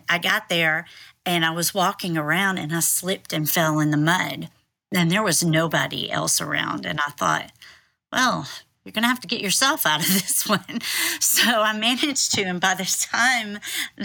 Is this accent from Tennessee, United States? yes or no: yes; Tennessee, United States; I am from Tennessee and I've lived here most of my life.